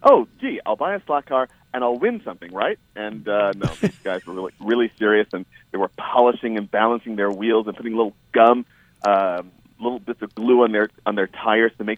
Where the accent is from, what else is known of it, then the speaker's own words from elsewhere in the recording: New York, United States; growing up in New York and not in Southern California